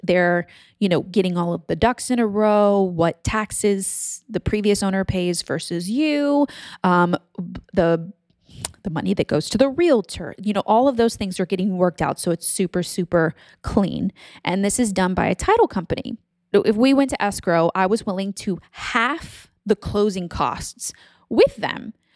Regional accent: Texas, United States; moved away as an adult; also born or lived in Louisiana / California; moved to Texas when I was ten, and then I grew up there

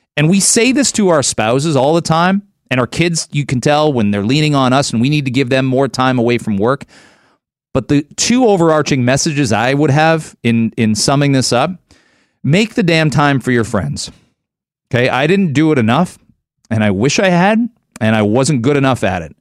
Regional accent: Canada; moved away as an adult; I'm a Canadian

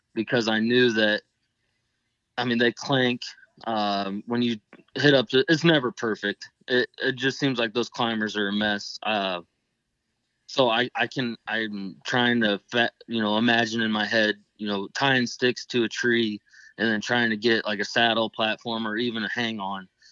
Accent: Northeast Indiana, United States; I'm from Northeast Indiana

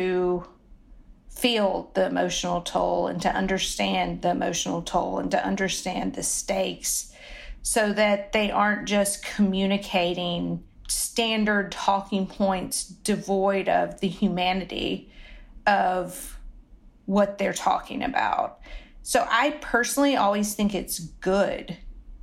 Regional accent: the South, Southern United States, United States; accent: Southern; moved away as an adult; I loved my Southern accent and it just is not going to go away

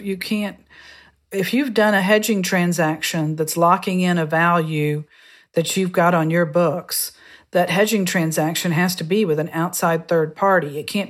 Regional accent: Tomball, Texas, United States; also born or lived in New York; I grew up in Tomball, Texas. Went to the University of Texas at Austin

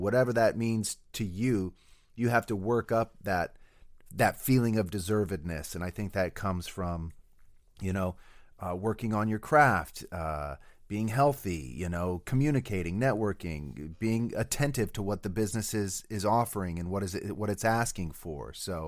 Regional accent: Denver, Colorado, United States; also born or lived in Reno / Iowa; So I was born in Reno. My parents divorced. My mom moved to Denver, where me and my older brother spent most of our schooling years.

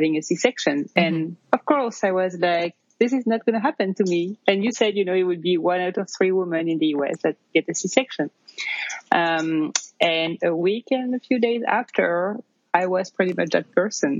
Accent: near Paris, Île-de-France, France; accent: French; English is a second language; moved away as an adult; now in New York, United States; you can probably tell from my accent, I'm originally from France. I grew up near Paris and I moved to the US about 10 years ago

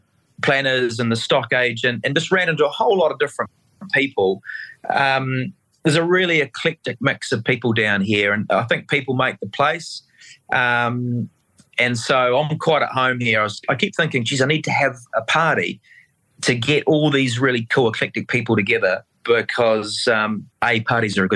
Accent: Otago, New Zealand; I was brought up in South Otago, North Otago, 70s and 80s

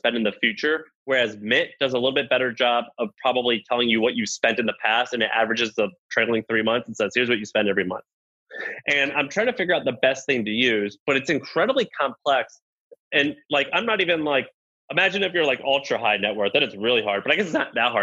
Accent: the South, United States; I'm from the South.

